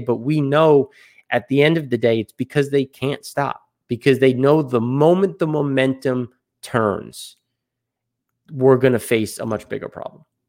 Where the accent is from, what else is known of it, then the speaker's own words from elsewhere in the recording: United States; obviously I'm American